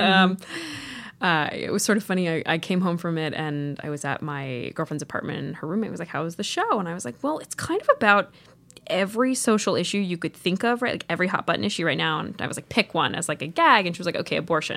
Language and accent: English; upstate New York, United States; did a show at a tiny theater in my hometown when I was probably in middle school